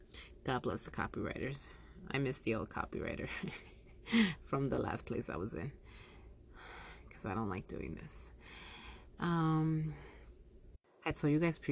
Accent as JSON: {"language": "English", "town": "Yonkers", "region": "New York", "country": "United States", "tie": "born or raised there", "said": "Yonkers is my hometown"}